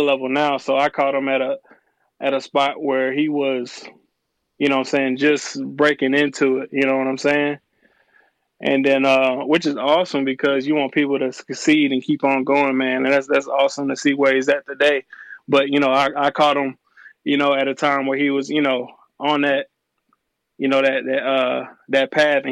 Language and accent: English; Port Arthur, Texas, United States; also born or lived in Houston, Texas / New Orleans, Louisiana; now in Atlanta, United States; I was born in Port Arthur, Texas, raised there, and in Houston, Texas, New Orleans, and, you know, here in the A.